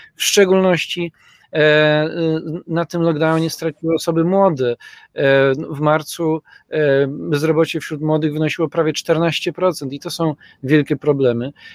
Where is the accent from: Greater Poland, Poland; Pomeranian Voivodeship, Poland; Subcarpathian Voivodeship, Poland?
Greater Poland, Poland; Poznań; u nas w Poznaniu